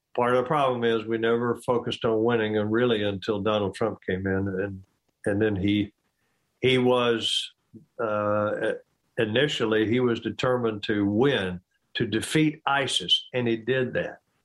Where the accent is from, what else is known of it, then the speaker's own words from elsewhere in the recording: United States; I, as an American